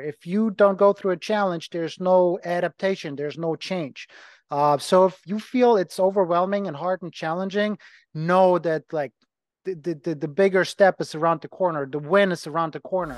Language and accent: English; Ukraine; English is a second language; moved away as an adult; also born or lived in Germany; now in Cleveland, United States; I'm from Ukraine, was born in Ukraine. I lived as a kid in Germany for about seven years, went back, went back to Ukraine.